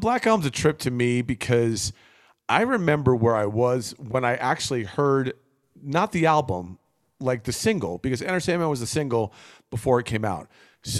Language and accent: English; New Jersey, United States; I grew up in New Jersey, where there was probably four or five record stores within 10 minutes of each other where I lived.